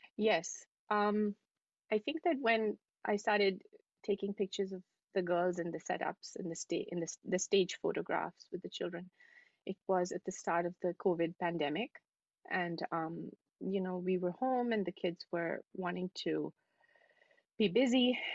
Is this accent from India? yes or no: yes; New Delhi, Delhi, India; moved away as an adult; also born or lived in Dubai; now in New York City, United States; I'm from New Delhi. I'm from India. Um, and um, yeah, I was born in in New Delhi, and I lived there for um, for most of my life